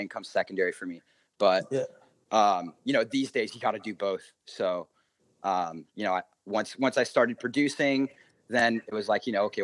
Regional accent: San Diego, California, United States; also born or lived in Santa Barbara; I just came back down to San Diego

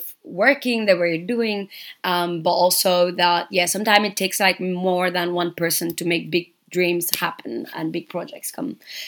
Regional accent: Dakar, Senegal; moved away as an adult; now in Berlin, Germany; So I am from Senegal. I was born and raised in Dakar

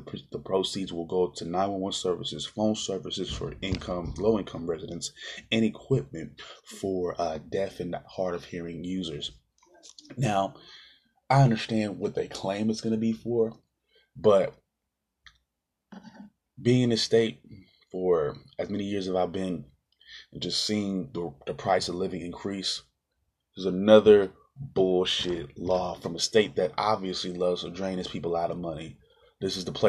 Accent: California, United States; my home state, California

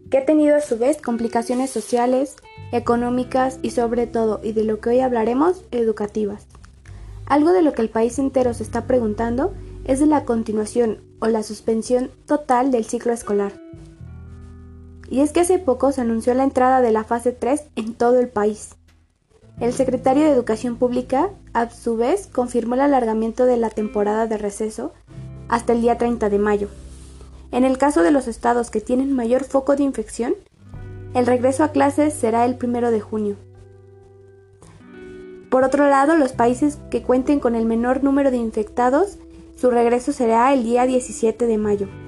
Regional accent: Mexico; les hablaré acerca de una de las situaciones que nos atormenta a todos como mexicanos

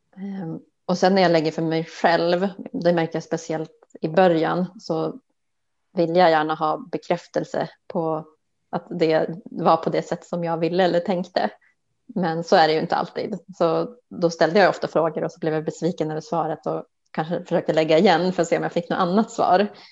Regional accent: outside Umeå, Västerbotten County, Sweden; moved away as an adult; also born or lived in Stockholm; jag är ju uppväxt eh, utanför Umeå

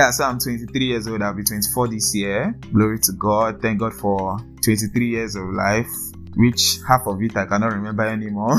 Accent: Ogun State, Nigeria; also born or lived in Lagos; I'm from Ogun State. Yes, Ogun State. I think I was born in Lagos.

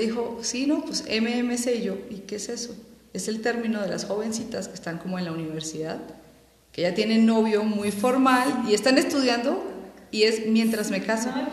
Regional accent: Colombia; moved away; yo soy colombiana

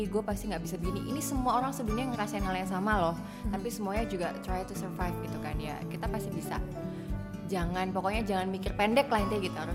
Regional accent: Sidoarjo, East Java, Indonesia; mungkin karena ya sidoarjo tidak seperti itu oh ya artinya ya

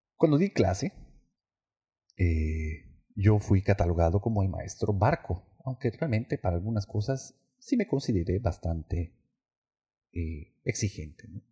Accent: Yucatán, Mexico; Yo como yucateco

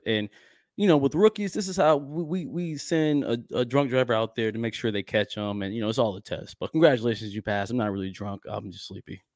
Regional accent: Midwest, United States; moved away; my hometown, I guess the Midwest area

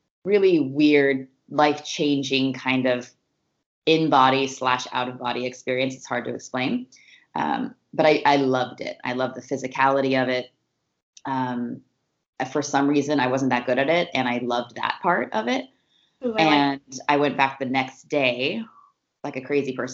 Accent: Oregon, United States; also born or lived in Northern California; I definitely claim Oregon as my my home and my, it's really where I grew up, you know, from about 12 on

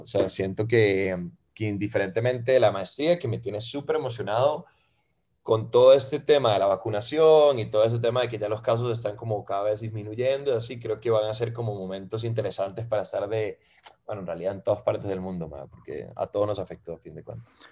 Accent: Costa Rica; also born or lived in Venezuela; soy eh, venezolano de nacimiento, ma, tengo 21 años viviendo en Costa Rica, ma, me vine aquí a los 10 con mi madre y con mi hermana, y mm, que ellas son argentinas, y, y nada, ma, hice aquí la escuela, hice aquí el cole

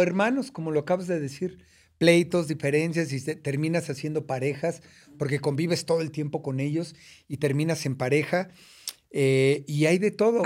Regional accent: Mexico City, Mexico; also born or lived in United States; Nací en, en la colonia San Lorenzo Chicoténcatl, en una colonia de escasos, muy escasos recursos, esa es la verdad. Este, y, de allá vengo de, de, Iztapalapa

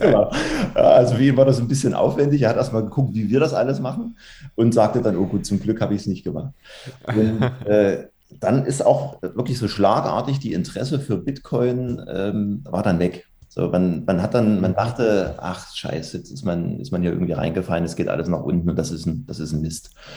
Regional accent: Dresden, Saxony, Germany; komme regional aus Sachsen, aus dem schönen Dresden

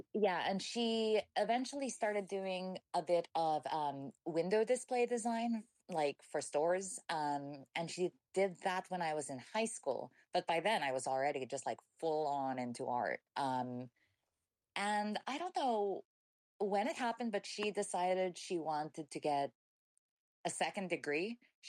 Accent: New Zealand; born there; also born or lived in Chile / Hong Kong / Taiwan / England; So I was born in New Zealand, which has, like, I don't have anyone in my family who comes from there. It's just where my dad was working at the time. We moved to Chile, which is where my mom's from.

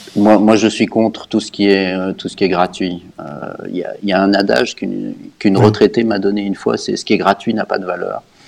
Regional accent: Geneva, Switzerland; also born or lived in Canada / United Kingdom / United States; J'habite Genève depuis très longtemps. Euh, j'ai fait mes études et mon, mes écoles ici

